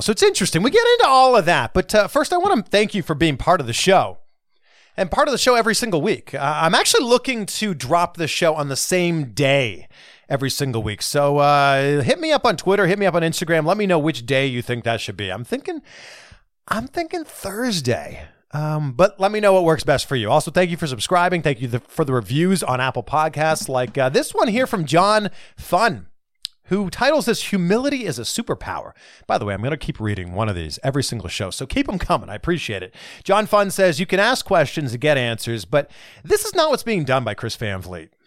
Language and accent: English; Pickering, Ontario, Canada; we both grew up very close to each other. I'm from Pickering